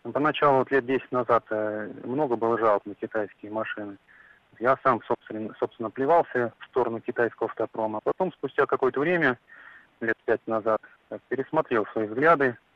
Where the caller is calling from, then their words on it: Tula Oblast, Russia; А, здравствуйте, я из Тульской области